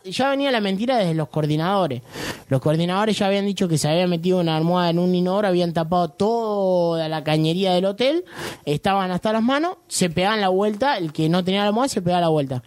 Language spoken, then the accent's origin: Spanish; Leones, Córdoba, Argentina